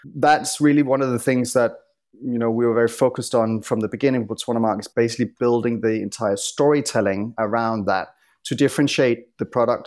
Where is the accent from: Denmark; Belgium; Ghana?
Denmark; Copenhagen, Capital Region of Denmark; moved away as an adult; also born or lived in London; I'm originally from Copenhagen, but I moved to London when I was twenty